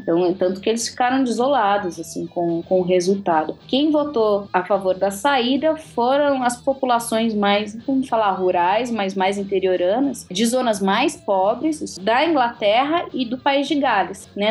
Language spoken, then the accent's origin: Portuguese; Minas Gerais, Brazil; sou de Minas